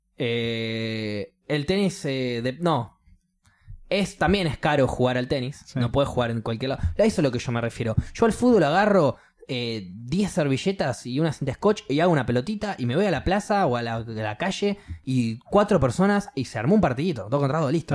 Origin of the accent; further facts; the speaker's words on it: Argentina; yo soy de Argentina